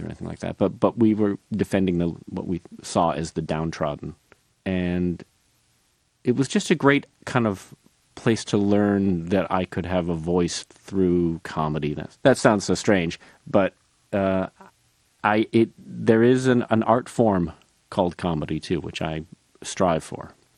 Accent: Northbrook, Illinois, United States; I grew up outside Chicago in North Brook, Illinois

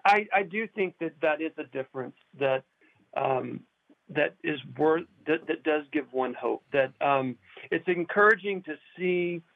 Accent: Decatur, Georgia, United States; my hometown of Decatur, Georgia

